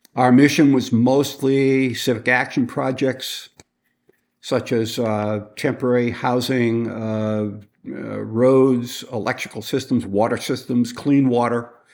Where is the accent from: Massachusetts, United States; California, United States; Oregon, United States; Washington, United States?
Massachusetts, United States; Boston; I was born and raised in Boston, uh, near Boston in the suburb